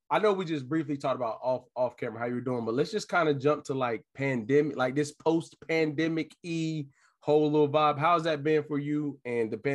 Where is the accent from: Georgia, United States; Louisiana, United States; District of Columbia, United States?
District of Columbia, United States; Washington; also born or lived in Montgomery County, Maryland / Gettysburg, Pennsylvania; I was born and raised in Northwest DC